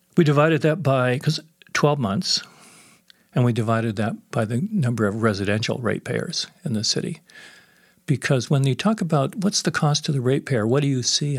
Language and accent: English; San Francisco area, California, United States; moved away as an adult; now in Edmonton, Canada; it was a very activist area, the San Francisco area